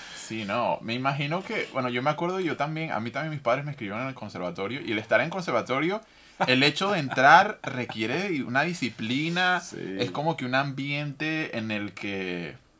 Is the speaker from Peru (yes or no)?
no; Venezuela; moved away; yo que, que nací y crecí en Venezuela